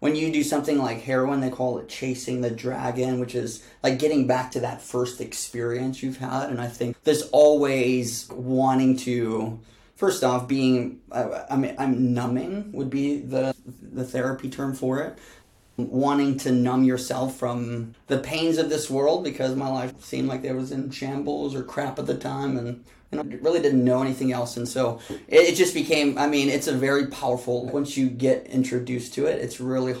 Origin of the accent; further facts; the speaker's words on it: Chicago, Illinois, United States; I grew up in Chicago with my mom, dad, and my twin sisters until I was 11